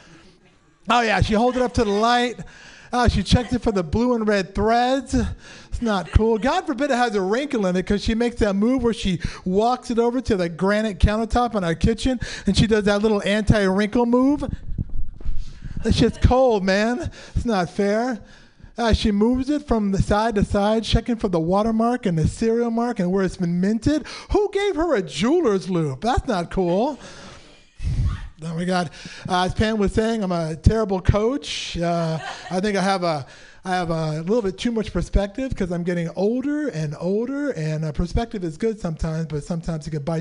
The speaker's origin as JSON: {"language": "English", "town": "San Francisco", "region": "California", "country": "United States", "tie": "born or raised there", "said": "I was born and raised in San Francisco."}